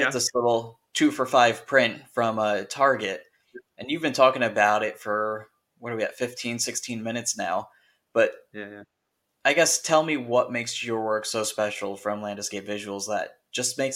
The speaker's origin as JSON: {"language": "English", "region": "New Jersey", "country": "United States", "also_born_or_lived": "Connecticut / Pennsylvania / Florida", "lives_now": "California, United States", "said": "more so, I'm from the East Coast, um, New Jersey"}